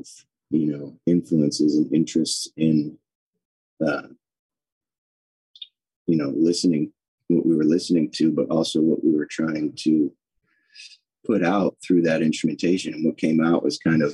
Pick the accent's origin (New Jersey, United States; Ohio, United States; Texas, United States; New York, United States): Ohio, United States; Cleveland; I grew up in Cleveland, Ohio